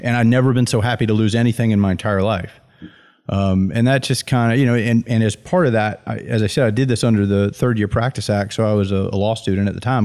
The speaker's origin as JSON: {"language": "English", "region": "Deep South", "country": "United States", "said": "all of my names are first names 'cause I'm from the Deep South"}